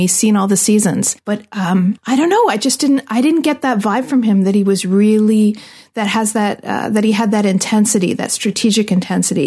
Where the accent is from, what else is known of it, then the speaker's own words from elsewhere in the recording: Canada; I'm Canadian